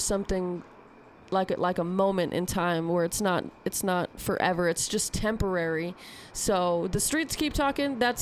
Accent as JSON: {"language": "English", "region": "Arizona", "country": "United States", "moved": "yes", "lives_now": "Salt Lake City, United States", "said": "I'm based out of Salt Lake City, but I'm from Arizona"}